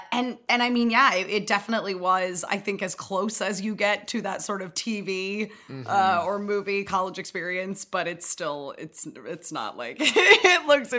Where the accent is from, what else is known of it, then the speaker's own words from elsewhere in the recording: East Coast, United States; Yeah, I am from the East Coast.